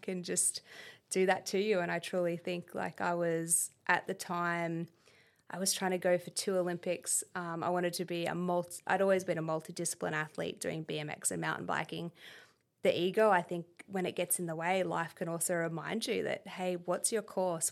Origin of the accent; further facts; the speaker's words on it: Canberra, Australian Capital Territory, Australia; moved away as an adult; also born or lived in United States; my upbringing here in Canberra, um, we grew up in Duffy, opposite the Pine Forest